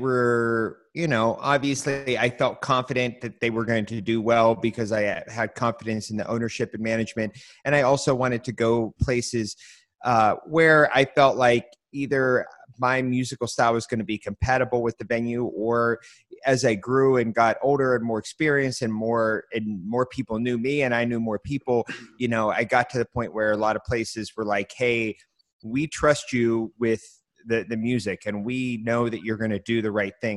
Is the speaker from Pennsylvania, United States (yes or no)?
yes; Pittsburgh, Pennsylvania, United States; I grew up in the Stanton Heights area, which is right between the two of them